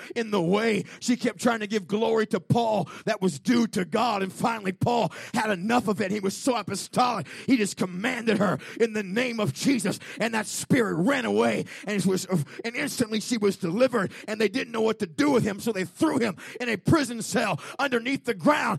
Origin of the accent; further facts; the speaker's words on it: United States; We're American